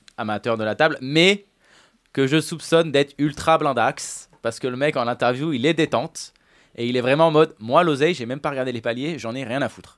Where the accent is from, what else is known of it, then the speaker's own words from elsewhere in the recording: Paris, Île-de-France, France; Je suis parisien